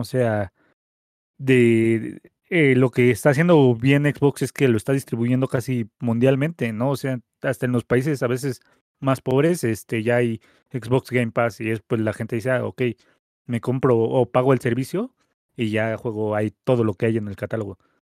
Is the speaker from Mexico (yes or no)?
yes; Mexico; aquí en México